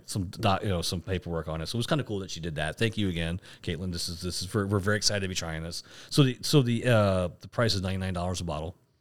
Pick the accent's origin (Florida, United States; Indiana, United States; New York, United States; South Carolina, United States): Florida, United States; we're from Florida